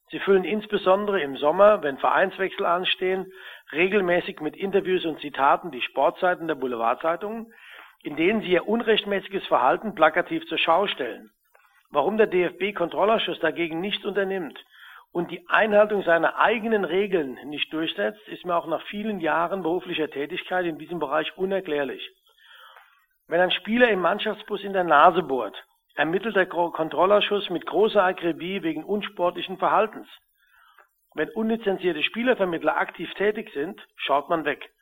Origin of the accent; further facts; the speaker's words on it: Kaiserslautern, Rhineland-Palatinate, Germany; Im Übrigen stamme ich aus Kaiserslautern